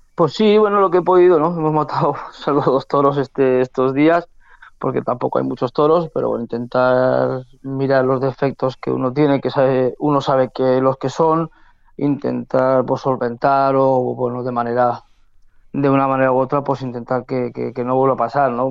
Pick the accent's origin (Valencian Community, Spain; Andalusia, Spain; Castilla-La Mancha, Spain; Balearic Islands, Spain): Valencian Community, Spain; Castellón; torear en mi tierra